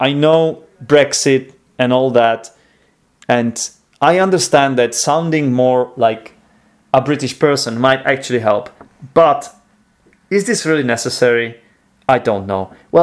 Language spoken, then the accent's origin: English; Czechia; English is a second language; I quite possibly speak more English than I speak Czech.